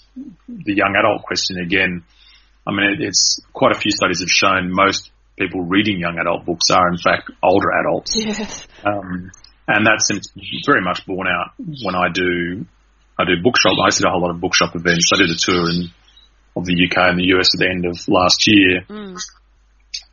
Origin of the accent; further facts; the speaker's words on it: Australia; I'm Australian and not American